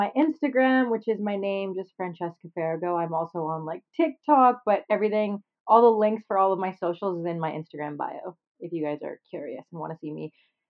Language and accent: English; Canada; Yeah, I'm Canadian.